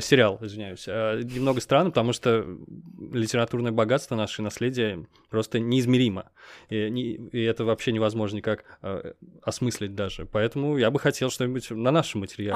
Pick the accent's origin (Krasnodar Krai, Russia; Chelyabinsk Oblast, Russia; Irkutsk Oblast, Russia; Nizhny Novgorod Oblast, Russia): Nizhny Novgorod Oblast, Russia; Nizhny Novgorod; Я в Нижнем Новгороде рос.